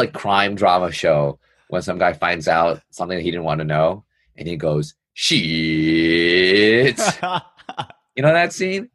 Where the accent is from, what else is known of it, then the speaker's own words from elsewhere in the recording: New York City, New York, United States; I'm born and raised in New York City